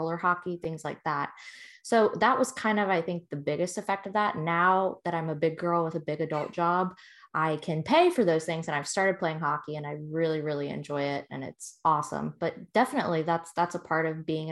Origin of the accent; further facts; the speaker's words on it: Tampa, Florida, United States; growing up in Tampa Bay during kind of the height of our first championship